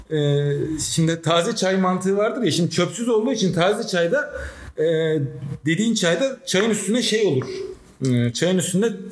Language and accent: Turkish; Black Sea Region, Turkey; O konudaki tespite bir Karadenizli olarak katılıyorum.